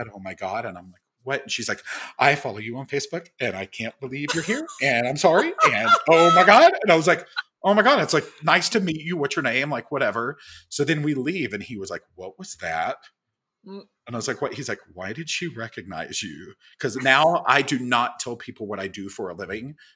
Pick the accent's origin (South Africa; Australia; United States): United States; Little Rock, Arkansas; moved away as an adult; also born or lived in Mississippi / Bald Knob, Arkansas; now in New York, United States; I grew up in Little Rock and my family is actually from a very, very small town called Bald Knob.